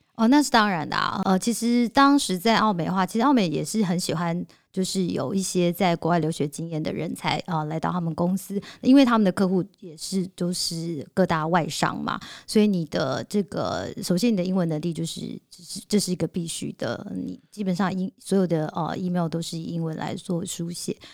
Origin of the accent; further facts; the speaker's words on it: Taiwan; 我们台湾人